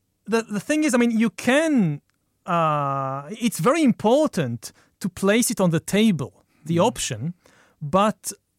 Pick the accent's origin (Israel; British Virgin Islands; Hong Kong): Israel; Israel, yeah.